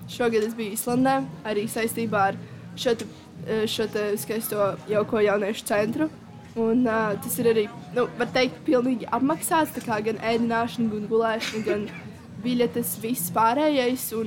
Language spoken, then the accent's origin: Latvian; Līvāni, Latgale, Latvia; Un mēs esam no Līvāniem, precīzāk pārstāvam Līvānu no jauniešu domu.